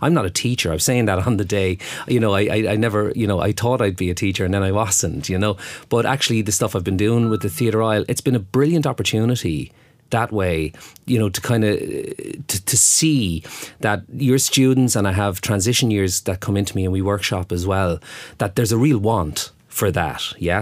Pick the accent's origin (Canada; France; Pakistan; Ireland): Ireland; Waterford, Munster; moved away; I'm from Waterford